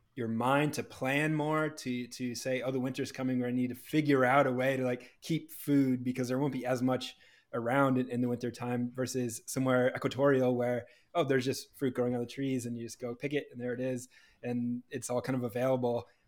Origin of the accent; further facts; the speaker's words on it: New Hampshire, United States; Growing up in New Hampshire